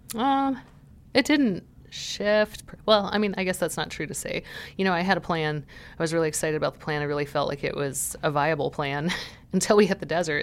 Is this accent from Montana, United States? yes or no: yes; Montana, United States; moved away; I'm from Montana